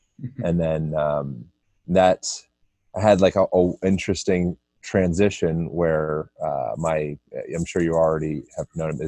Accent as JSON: {"language": "English", "town": "Lancaster", "region": "Pennsylvania", "country": "United States", "tie": "born there", "said": "I was born in Amish country, Pennsylvania, Lancaster, Pennsylvania."}